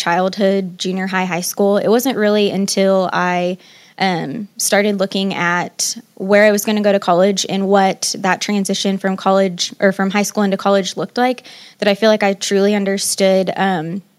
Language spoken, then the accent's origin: English; Columbia, Missouri, United States; I was born and raised in Columbia, Missouri